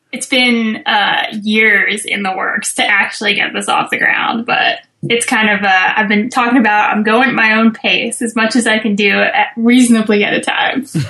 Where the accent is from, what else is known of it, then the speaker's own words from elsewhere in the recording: Bay Area, California, United States; also born or lived in Santa Cruz Mountains; I'm from California originally, from the Bay Area